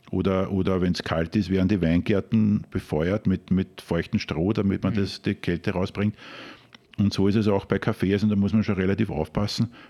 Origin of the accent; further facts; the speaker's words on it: Krems, Lower Austria, Austria; bin im Ursprung ein Wachauer, also ich bin in Krems aufgewachsen